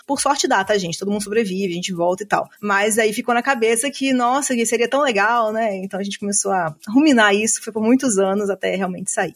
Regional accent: Juiz de Fora, Minas Gerais, Brazil; moved away; Eu sou originalmente de Minas Gerais. então, Juiz de Fora

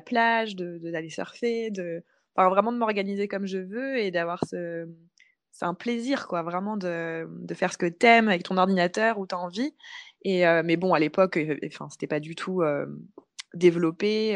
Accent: Paris, Île-de-France, France; moved away as an adult; also born or lived in Bali; je suis originaire de Paris

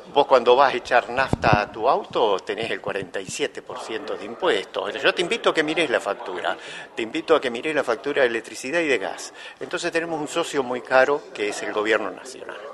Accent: Buenos Aires Province, Argentina; soy bonaerense

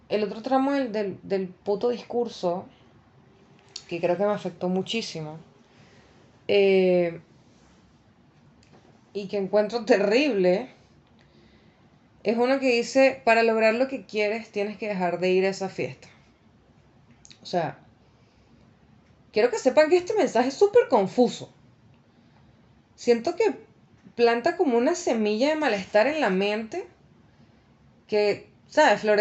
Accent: Venezuela; moved away; yo me vine de Venezuela eh, y viajé durante dos semanas por tierra.

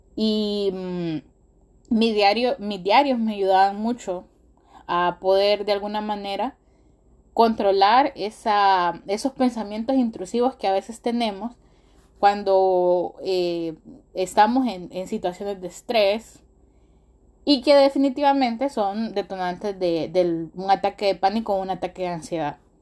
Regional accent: Honduras; nuestro país, en, Honduras, yo soy de Honduras

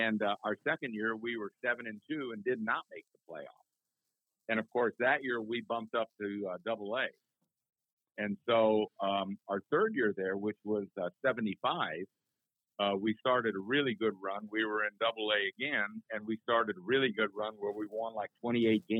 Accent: South Bend, Indiana, United States; I'm from South Bend, Indiana

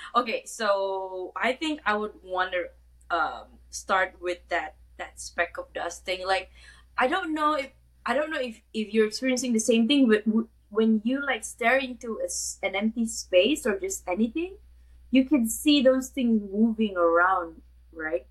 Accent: Kuala Lumpur, Malaysia; I'm from Kuala Lumpur, Malaysia

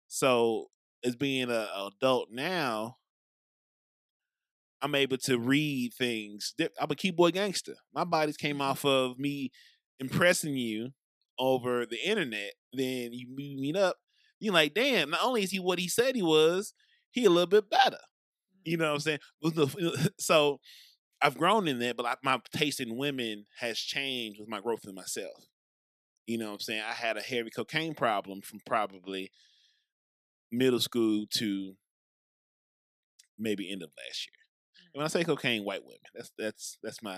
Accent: St. Louis, Missouri, United States; also born or lived in Brentwood, Missouri; I grew up by WashU, Skinker, Delmar area. And then I went to school in Brentwood

